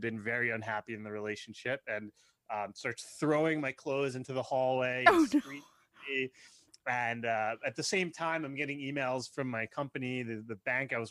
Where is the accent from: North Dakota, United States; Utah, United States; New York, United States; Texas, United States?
New York, United States; outside New York City, United States; I grew up outside New York City